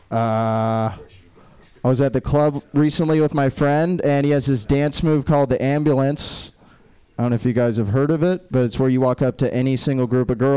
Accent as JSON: {"language": "English", "town": "Jacksonville", "region": "Florida", "country": "United States", "said": "It's not weird. I'm from Jacksonville."}